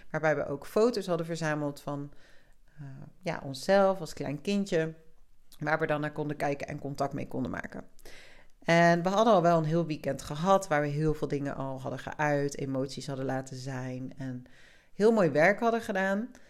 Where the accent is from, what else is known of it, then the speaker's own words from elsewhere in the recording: South Africa; born there; also born or lived in Spain; Dat ik ben in Zuid-Afrika geboren. Ik heb in Spanje gewoond. Ik ben veel verhuisd in mijn leven.